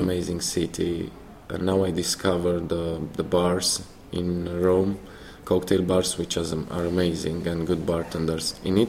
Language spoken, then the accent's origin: English; Bucharest, Romania; moved away as an adult; now in Norway; I grew up in Bucharest, in Romania.